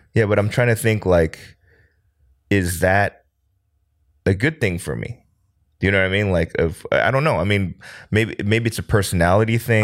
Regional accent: United States; now in South Korea; I'm an American

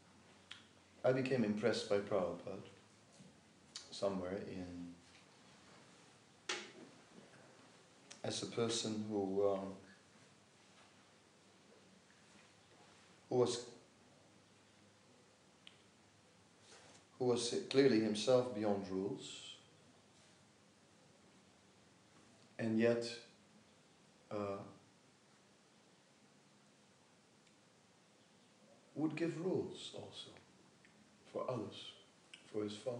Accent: Netherlands; I'm from Holland

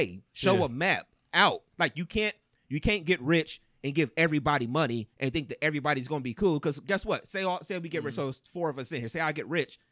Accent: East Cleveland, Ohio, United States; I grew up in East Cleveland

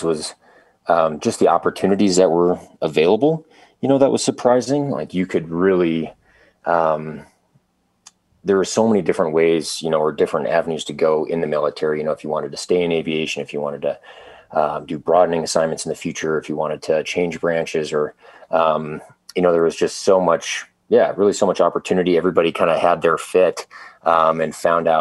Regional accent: Minnesota, United States; moved away as an adult; I grew up in Minnesota

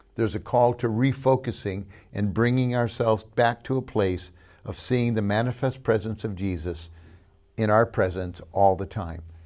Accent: California, United States; we're from California

